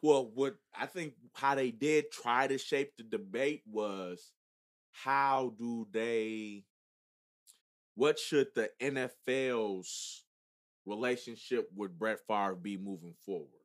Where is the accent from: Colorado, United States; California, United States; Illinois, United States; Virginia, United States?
Illinois, United States; Chicago; I'm from Chicago